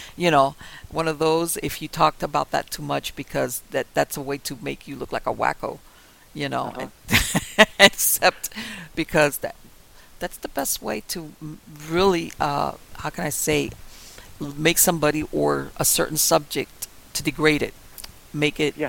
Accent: Miami, Florida, United States; I was born and raised in Miami I know a lot of things about Miami that only a native Miamian will know

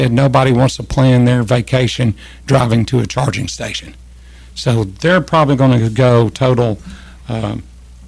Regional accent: Kentucky, United States; also born or lived in Mayfield, Kentucky / Brownsville, Tennessee; now in Tennessee, United States; I'm from Kentucky

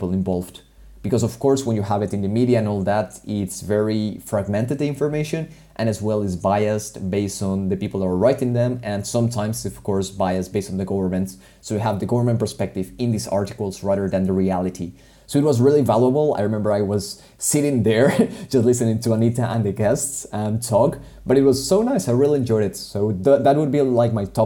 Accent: Colombia; moved away; my home country

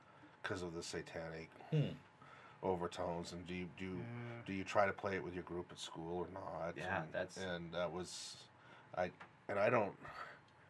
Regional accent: West Coast, United States; moved away as an adult; I'm from the West Coast

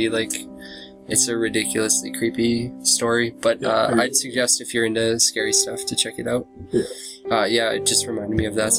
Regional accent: Humboldt, Saskatchewan, Canada; also born or lived in Calgary; And then within the first year, my parents decided to move back to Humboldt where my grandparents lived to kind of make like having their first son like a little bit easier

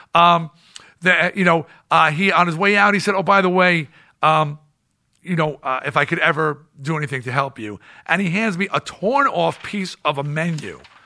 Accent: East Coast, United States; I'm from the East Coast

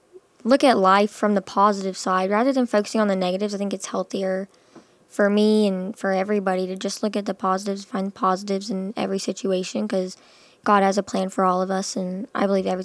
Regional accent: Rancho Cucamonga, California, United States; born there; I was born in California.

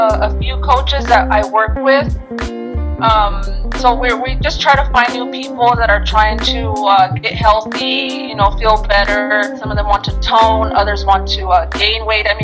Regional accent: Las Vegas, Nevada, United States; I was born here in Las Vegas

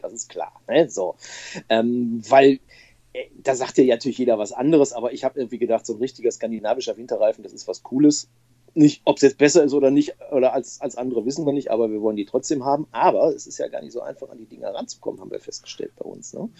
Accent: Bochum, North Rhine-Westphalia, Germany; now in Stolberg, Germany; Ich bin äh, überzeugter Ruhrgebietler und ich komme aus Bochum

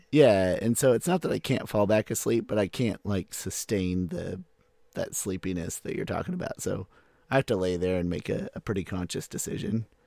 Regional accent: United States; moved away; also born or lived in Lawrence, Kansas; I'm from Wichita area, or Oklahoma City.

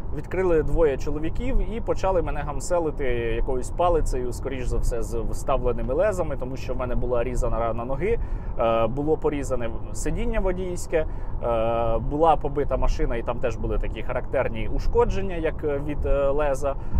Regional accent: Odesa Oblast, Ukraine; я там жив, тому що я родом з Одещини.

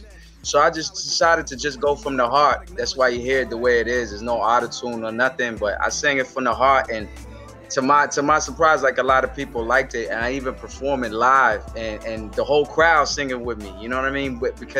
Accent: Washington, District of Columbia, United States; moved away as an adult; also born or lived in Paris, France / Comoros / Brooklyn, New York; now in New York, United States; I was born in Paris, France, and both of my parents are from the Comoros Islands in East Africa. So they moved to the Washington, D.C. area. So that's where I grew up

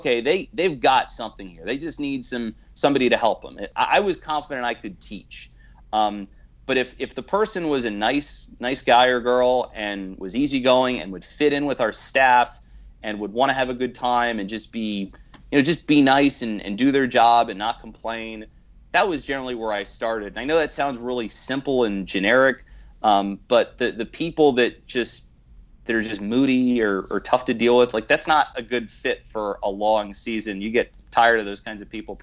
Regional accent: Philadelphia, Pennsylvania, United States; also born or lived in Baltimore; now in Pennsylvania, United States; I grew up in Philadelphia, so I listened to Harry Callis, who was just iconic in the city

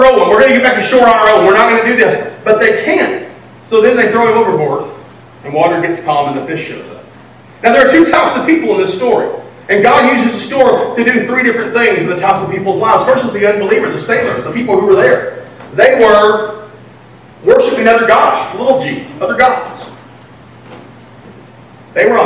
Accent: Texas, United States; I'm from Texas.

